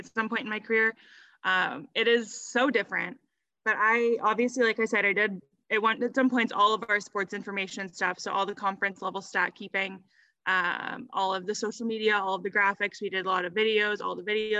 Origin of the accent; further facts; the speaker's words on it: Texas, United States; moved away as an adult; also born or lived in Colorado; I was born in Colorado and moved shortly after I was born to Texas